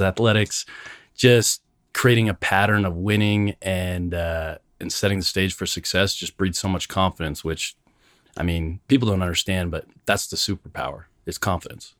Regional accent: Canada; moved away as an adult; now in United States; growing up in Canada, being an immigrant, coming to the United States

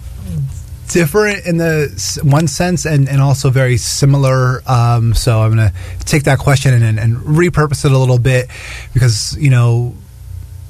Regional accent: Easton, Pennsylvania, United States; moved away as an adult; also born or lived in Queens, New York / Nassau County, New York; now in New York, United States; I was born and raised in Pennsylvania, about an hour north of Philadelphia, about an hour west of New York

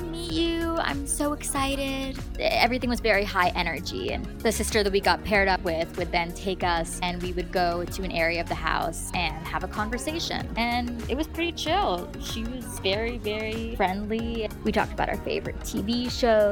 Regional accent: New York City, New York, United States; moved away; I'm from New York City

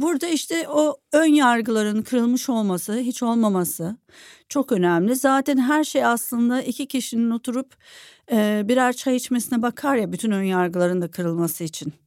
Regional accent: İzmir, Turkey; bir İzmirli olarak

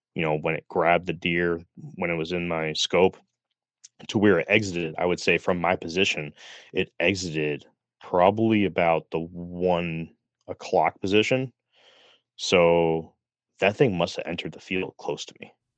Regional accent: Middletown, Connecticut, United States; I grew up in Middletown, Connecticut

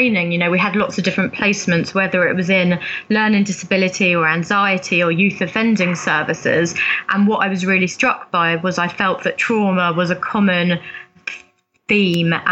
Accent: London, United Kingdom; also born or lived in Africa; I was predominantly sort of brought up in London

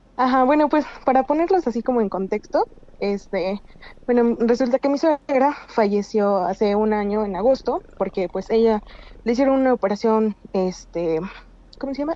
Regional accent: Puebla, Mexico; Soy de Puebla

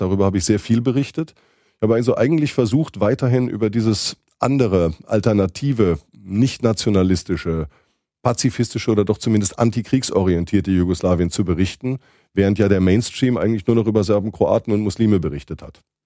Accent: southwestern Germany, Germany; die große Zeitung in der Gegend, wo ich aufgewachsen bin, in Südwestdeutschland

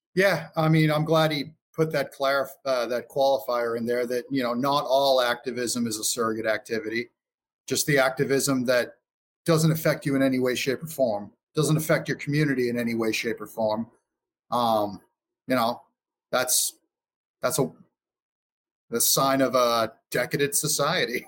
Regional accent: Massachusetts, United States; I'm from Massachusetts

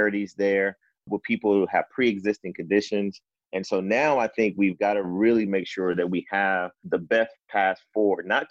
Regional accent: Athens, Georgia, United States; I'm from Athens, Georgia

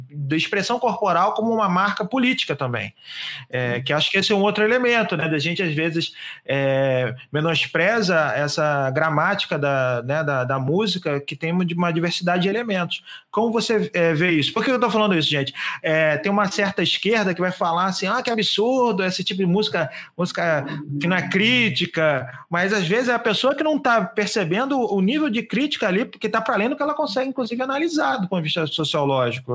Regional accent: Rio de Janeiro, Brazil; eu, como carioca

